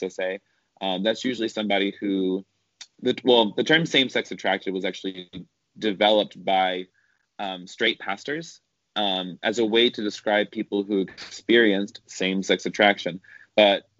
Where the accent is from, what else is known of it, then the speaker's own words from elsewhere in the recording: the South, United States; I grew up in the South, which meant I grew up evangelical